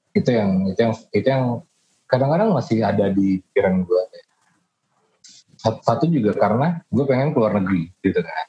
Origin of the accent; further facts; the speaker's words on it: Pekanbaru, Riau, Indonesia; moved away; kampung gua ya, di Pekanbaru